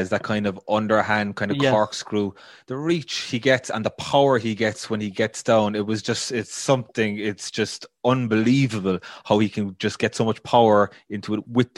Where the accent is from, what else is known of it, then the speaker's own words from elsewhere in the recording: Ireland; We're Irish